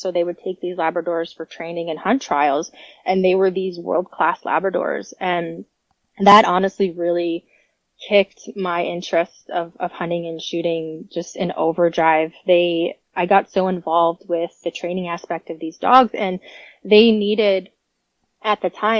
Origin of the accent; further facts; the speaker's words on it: New York, United States; also born or lived in Florida; But I was born in Florida. I moved to New York actually and pretty much grew up there. I lived about an hour from Buffalo out in the country, Western New York.